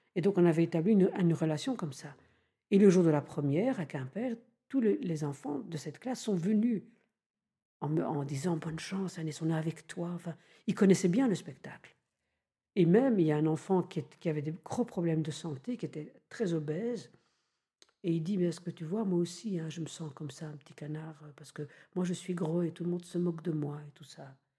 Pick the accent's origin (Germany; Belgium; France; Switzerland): Belgium; je suis belge, donc on a comme ça une propension en Belgique à rire un peu facilement